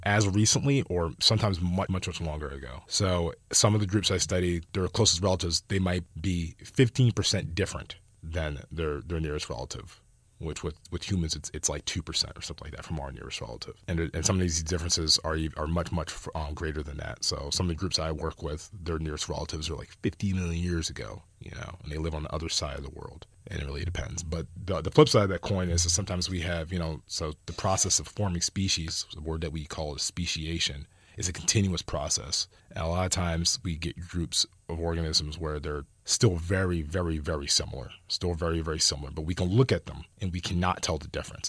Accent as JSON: {"language": "English", "region": "New Jersey", "country": "United States", "moved": "yes", "lives_now": "California, United States", "said": "I come from Jersey"}